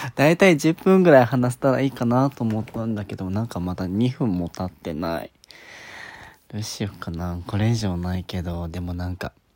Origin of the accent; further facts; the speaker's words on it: Okinawa, Japan; 沖縄出身なんですけど